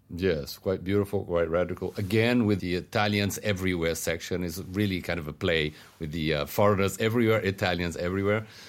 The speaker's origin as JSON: {"language": "English", "country": "Brazil", "said": "where I come from in Brazil and Latin America"}